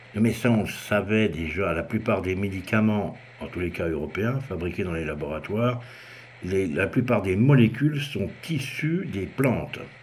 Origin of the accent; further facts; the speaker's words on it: France; chez nous en France